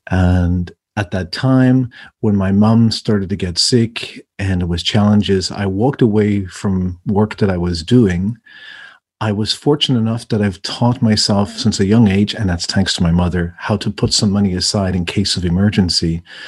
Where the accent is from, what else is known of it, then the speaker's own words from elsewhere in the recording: Ireland; moved away; I'm originally from Ireland. And my accent changes depending on who I'm speaking to, where I'm at in the world.